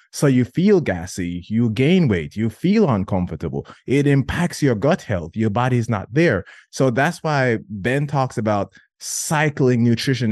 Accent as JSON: {"language": "English", "country": "Jamaica", "tie": "born or raised there", "said": "growing up in Jamaica"}